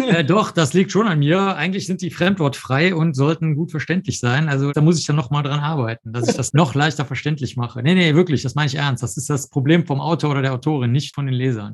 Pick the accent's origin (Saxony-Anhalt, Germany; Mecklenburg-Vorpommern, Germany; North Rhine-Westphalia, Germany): North Rhine-Westphalia, Germany; Cologne; also born or lived in Rosenheim / New York; ich bin in Köln aufgewachsen, Köln-Zollstock